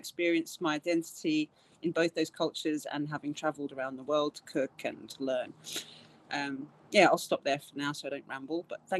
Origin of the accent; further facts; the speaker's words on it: England, United Kingdom; I'm Irish. My parents are Irish Ghanaian, so I'm the first generation English person.